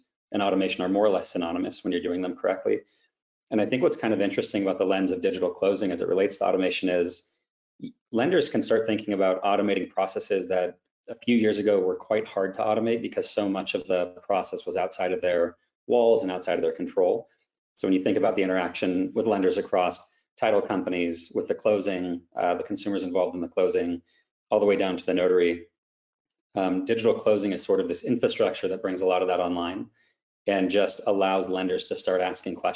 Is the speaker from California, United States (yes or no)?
yes; Southern California, United States; I grew up in Southern California